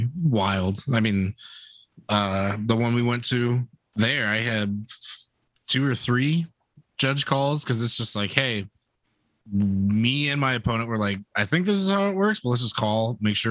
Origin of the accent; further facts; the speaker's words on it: Cleveland, Ohio, United States; we're all from the Cleveland area